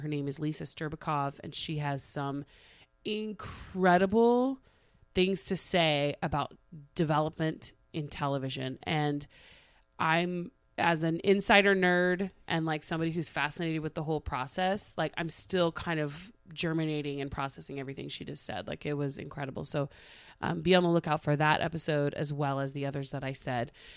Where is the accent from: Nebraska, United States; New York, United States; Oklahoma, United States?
Oklahoma, United States; Tulsa; moved away; I got hired by Channel Two in Tulsa. My hometown